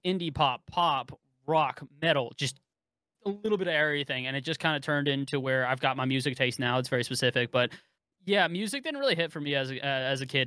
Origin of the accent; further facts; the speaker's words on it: Bay Area, California, United States; I grew up in the Bay Area